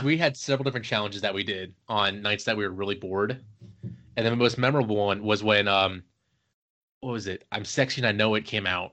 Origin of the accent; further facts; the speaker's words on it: Cincinnati, Ohio, United States; moved away as an adult; also born or lived in Virginia; now in Maryland, United States; I am originally from Ohio, Cincinnati.